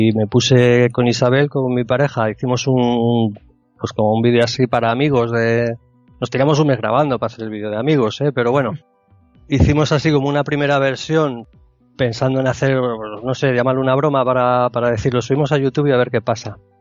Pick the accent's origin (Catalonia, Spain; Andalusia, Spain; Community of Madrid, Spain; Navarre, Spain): Community of Madrid, Spain; Madrid; moved away as an adult; now in Murcia, Spain; yo soy de Madrid, me vine a vivir a Murcia